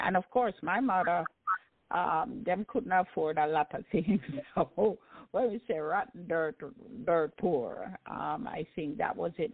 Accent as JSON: {"language": "English", "country": "Jamaica", "tie": "born or raised there", "said": "growing up in Jamaica um, was wonderful"}